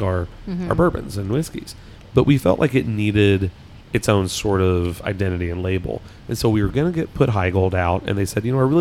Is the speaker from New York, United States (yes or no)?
no; Kentucky, United States; accent: Kentucky; My Kentucky accent